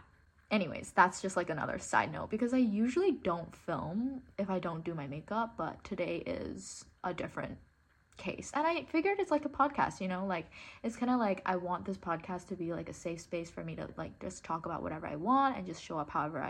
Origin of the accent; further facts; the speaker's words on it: Hong Kong; first language English; I grew up in Hong Kong, but I went to an international school, and that's why like my accent is like this